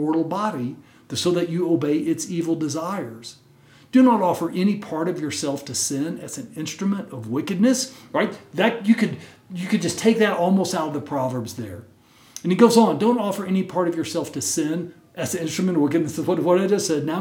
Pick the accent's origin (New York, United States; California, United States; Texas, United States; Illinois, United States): Texas, United States; When I was a little kid growing up in Texas